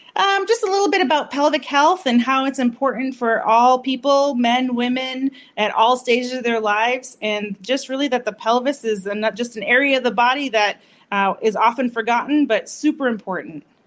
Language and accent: English; Massachusetts, United States; moved away; I'm from Massachusetts originally, so I have to say that is my hometown